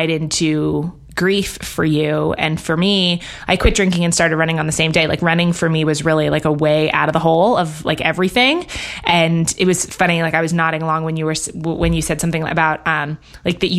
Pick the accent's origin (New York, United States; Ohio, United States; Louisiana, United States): New York, United States; also born or lived in London, United Kingdom; And I grew up in New York, actually, and in London. And so was in big cities